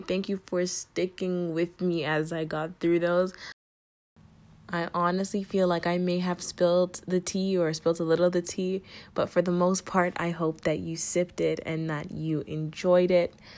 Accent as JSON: {"language": "English", "country": "Jamaica", "said": "I'm Jamaican"}